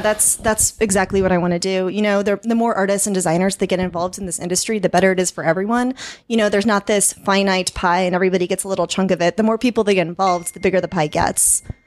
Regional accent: Kansas City, Kansas, United States; moved away as an adult; now in Chiang Mai, Thailand; I was actually born and raised on the Kansas side

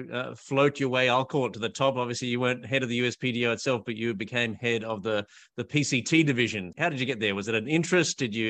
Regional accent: Australia; I'm an Australian patent attorney and founder of BillTrader.

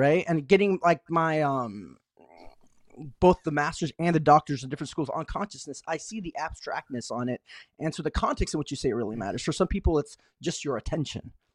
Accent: Tucson, Arizona, United States; moved away as an adult; now in San Francisco Bay Area, United States; I grew up in Tucson, Arizona

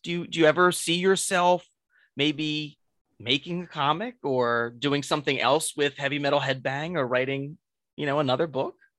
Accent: Delaware County, just south of Philadelphia, Pennsylvania, United States; also born or lived in North Wilmington, Delaware; now in Wilmington, United States; I grew up in Delaware County, uh, just south of Philadelphia, and now I'm right over the border

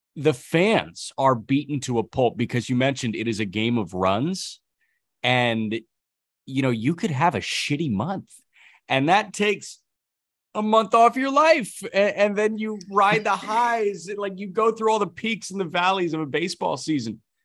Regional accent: Chicago, Illinois, United States; growing up around Chicago media

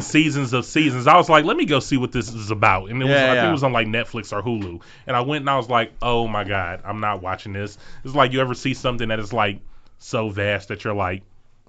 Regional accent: United States; I am English, so an American.

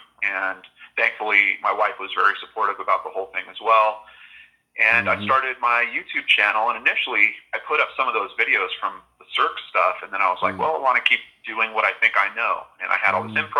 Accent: Southern California, United States; growing up in Southern California

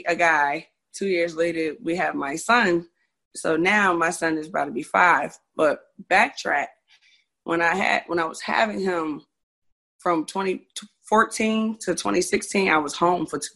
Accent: Orange, New Jersey, United States; I grew up in Orange, New Jersey

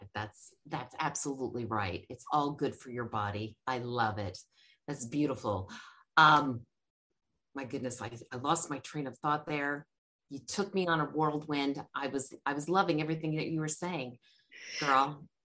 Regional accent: Georgia, United States; I'm from Georgia

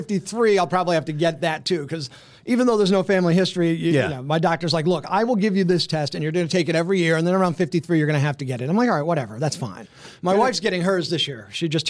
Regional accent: Scranton, Pennsylvania, United States; also born or lived in Avoca, Pennsylvania / Delaware; The … are actually a Dunmore family, and then my dad and mom got married and lived in Scranton, and that's where I grew up in South Scranton.

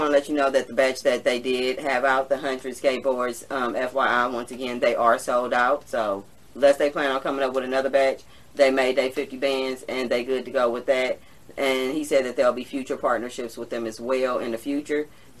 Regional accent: California, United States; I'm from California, so we're a little advanced, especially in regards to technology.

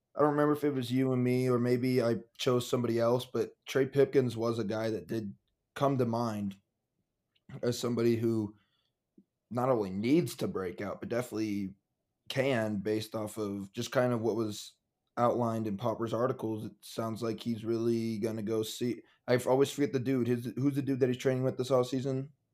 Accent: Nebraska, United States; we're from Nebraska, uh, born and raised, Husker fans

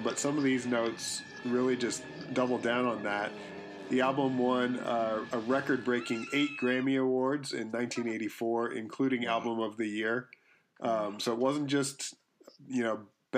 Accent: Canada; we grew up in Canada

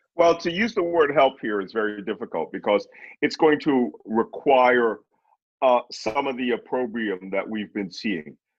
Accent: Philadelphia, Pennsylvania, United States; I'm from Philadelphia

